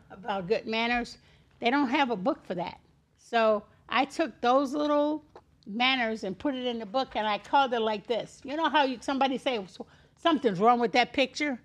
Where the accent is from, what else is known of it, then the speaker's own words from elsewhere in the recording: Chicago, Illinois, United States; moved away as an adult; also born or lived in Miami Beach, Florida; now in Florida, United States; I was born and raised in Chicago